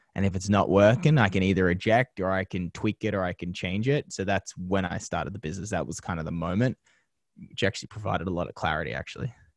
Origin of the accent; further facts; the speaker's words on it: Penrith, New South Wales, Australia; moved away as an adult; now in Los Angeles, United States; growing up in Penrith as a young kid